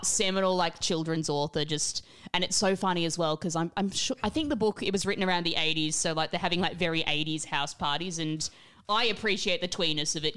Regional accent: Australia; growing up in Australia

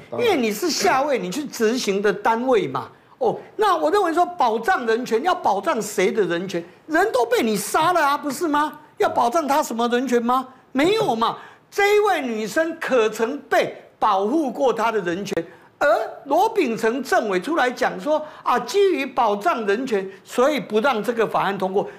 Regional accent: Taiwan; 我们台湾人民大家都很聪明嘛

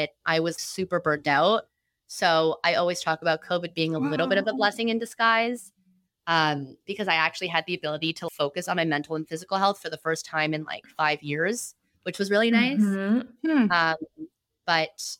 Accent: Toronto, Ontario, Canada; I also love being from Toronto and being Canadian

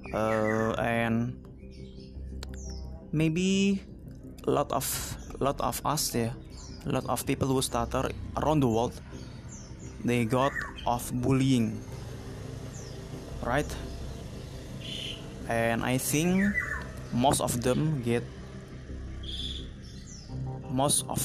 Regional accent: Jakarta, Indonesia; English is a second language; I'm from Indonesia, exactly exactly in Jakarta, but exactly I live in District Tangerang Selatan.

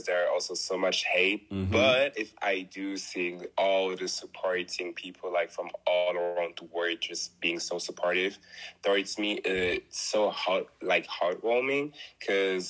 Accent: Germany; I was born in Germany, born and raised in Germany. My parents are from Congo, so I'm Congolese.

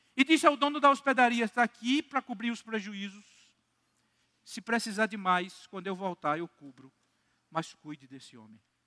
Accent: Campina Grande, Paraíba, Brazil; also born or lived in Recife; eu sou daqui de Campina Grande, sou congregacional

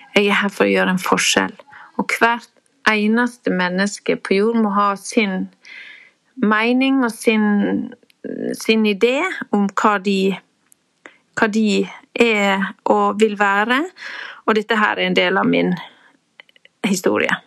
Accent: Nordfjord, Vestland, Norway; det der må jo komme fra Nordfjord, der jeg kommer fra

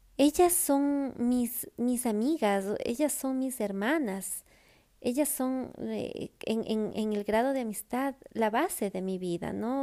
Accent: Ecuador; moved away; Cuando regreso a mi casa, a Ecuador, yo soy la hija, yo soy la sobrina, yo soy la nieta

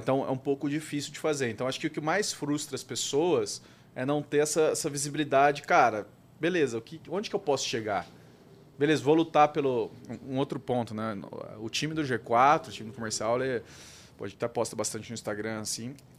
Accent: Brazil; como, como brasileiro

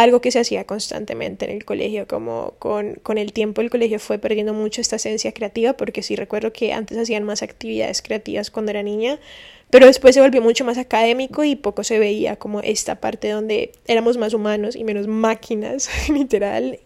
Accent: Valle del Cauca, Colombia; moved away as an adult; now in Miami, United States; el valle, que es el departamento de donde vengo

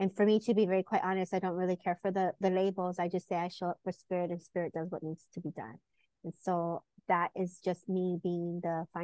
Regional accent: California, United States; I am from California and born and raised. And so I lived here all my life

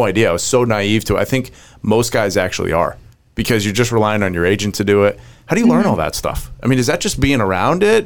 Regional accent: New England, United States; I'm from New England

